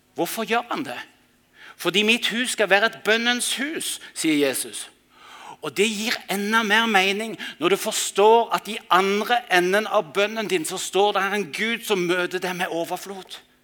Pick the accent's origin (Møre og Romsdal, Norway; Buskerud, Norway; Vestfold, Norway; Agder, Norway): Agder, Norway; Mandal; hjembyen min Mandal